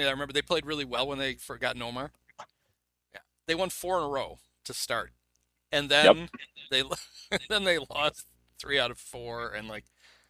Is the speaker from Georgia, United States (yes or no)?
no; outside Chicago, Illinois, United States; as a kid, I grew up, you know, not growing up in Chicago